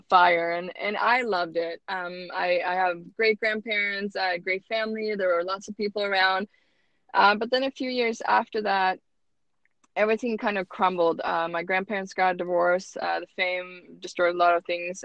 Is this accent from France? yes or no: no; Sweden; English is a second language; moved away as an adult; also born or lived in Utah; now in United States; I was born and raised in Sweden